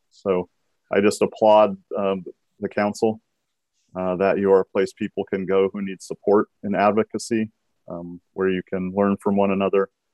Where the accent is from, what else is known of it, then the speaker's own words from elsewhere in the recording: Washington, United States; also born or lived in Aberdeen, Washington / Bellingham, Washington; I was born in Aberdeen, Washington